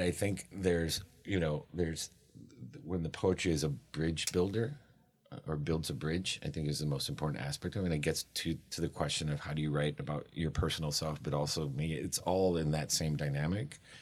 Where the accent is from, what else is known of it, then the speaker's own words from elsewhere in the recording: Miami, Florida, United States; I grew up in Miami